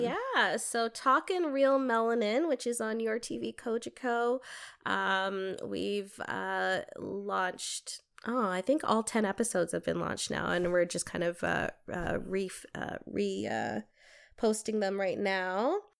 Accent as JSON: {"language": "English", "town": "Toronto", "region": "Ontario", "country": "Canada", "moved": "as an adult", "lives_now": "Windsor, Canada", "said": "I'm originally from Toronto. I wasn't born here."}